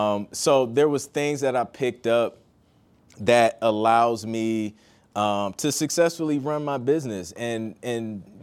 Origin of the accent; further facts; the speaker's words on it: Toledo, Ohio, United States; also born or lived in Columbus; I'm originally from Toledo, Ohio. And then I went to school at The Ohio State University, so I lived in Columbus for about 6 years.